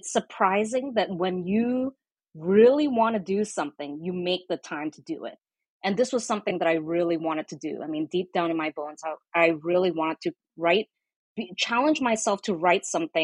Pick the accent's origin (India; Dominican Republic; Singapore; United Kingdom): Singapore; also born or lived in Indonesia; now in United States; I didn't grow up in the US. You know, I was born in Indonesia. I grew up in Singapore